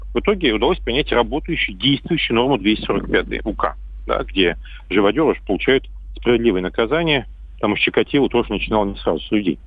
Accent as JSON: {"language": "Russian", "town": "Astrakhan", "region": "Astrakhan Oblast", "country": "Russia", "tie": "born or raised there", "said": "моего родного города Астрахани"}